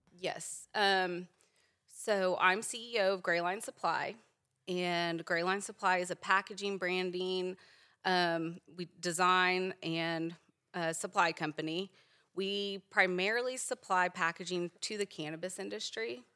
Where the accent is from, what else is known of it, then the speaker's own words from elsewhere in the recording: Virginia, United States; also born or lived in Richmond, Virginia / Leesburg, Virginia; now in Edmond, Oklahoma, United States; I grew up in Virginia